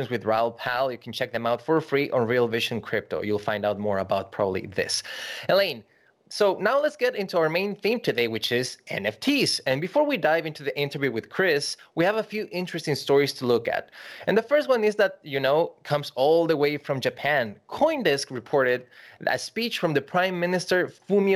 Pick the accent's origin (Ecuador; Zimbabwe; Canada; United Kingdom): Ecuador; I grew up in Ecuador